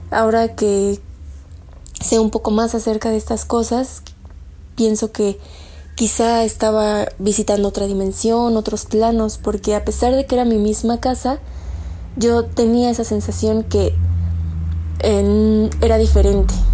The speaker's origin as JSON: {"language": "Spanish", "region": "State of Mexico", "country": "Mexico", "said": "soy del Estado de México."}